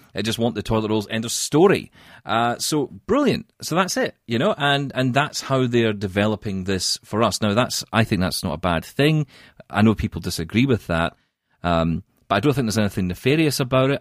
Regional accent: Scotland, United Kingdom; now in Canada; I am Scottish

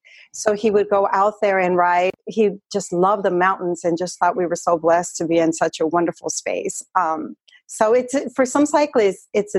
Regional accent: Arizona, United States; moved away; I grew up in Arizona. I know what the summers are like.

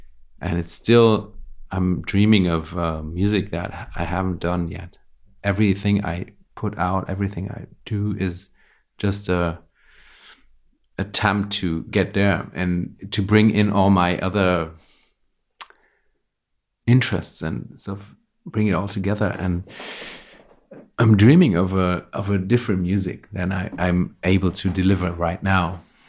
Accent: Vienna, Austria; English is a second language; moved away as an adult; now in Berlin, Germany; And yeah, wasn't my plan actually when I came from Vienna.

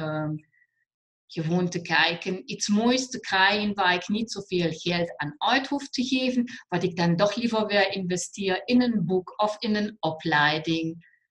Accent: Germany; accent: German; Dutch is a second language; moved away as an adult; now in Netherlands; Ik kom uit het mooie Limburg, is uit Duitsland. Ik neem aan dat iedereen nog mijn Duitse accent

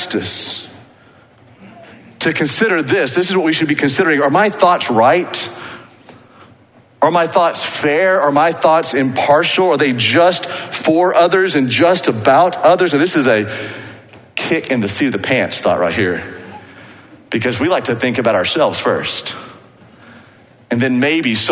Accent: Waco, Texas, United States; accent: Waco; my Waco accent

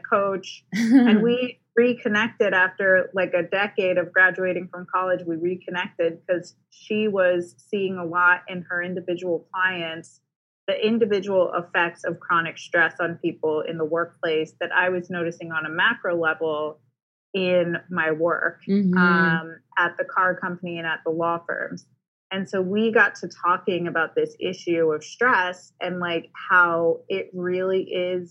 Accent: Maryland, United States; moved away as an adult; also born or lived in Stanford, California / San Francisco / Austin, Texas; now in Los Angeles, United States; I grew up mostly in Maryland

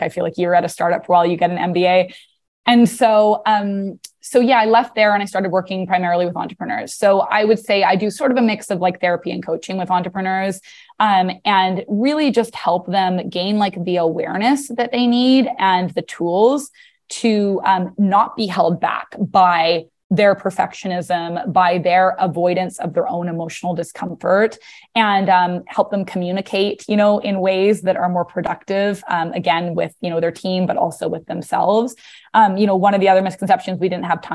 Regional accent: British Columbia, Canada; moved away as an adult; now in New York, United States; I'm originally from British Columbia.

